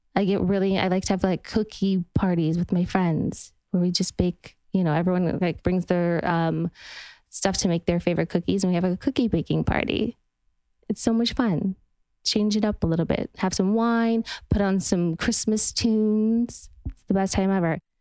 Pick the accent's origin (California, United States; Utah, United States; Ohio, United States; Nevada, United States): Utah, United States; now in Los Angeles, United States; I'm from Utah where it's just you would look up on the mountainside and it would just be colors of red and orange and yellow